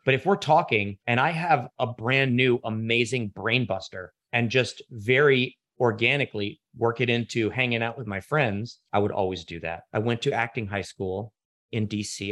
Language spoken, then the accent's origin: English; Washington, District of Columbia, United States; I grew up in Washington, D C